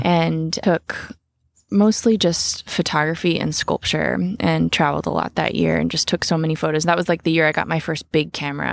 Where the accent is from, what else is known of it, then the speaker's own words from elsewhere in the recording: Sebastopol, California, United States; I grew up in Sebastopol in an apple orchard